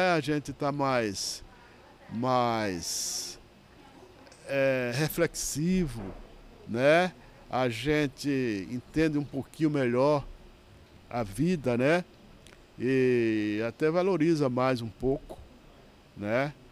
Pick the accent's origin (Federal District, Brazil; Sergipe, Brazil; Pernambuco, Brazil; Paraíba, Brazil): Pernambuco, Brazil; moved away; quando eu vim de São de, de Pernambuco para São Paulo, eu vim para casa de uma irmã